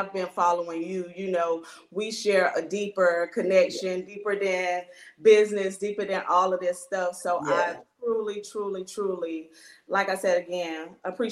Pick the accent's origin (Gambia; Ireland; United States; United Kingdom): United States; Miami, Florida; moved away as an adult; also born or lived in North Carolina / Denmark, South Carolina; now in Greenville, United States; I'm originally from Miami, Florida. I was born and raised there.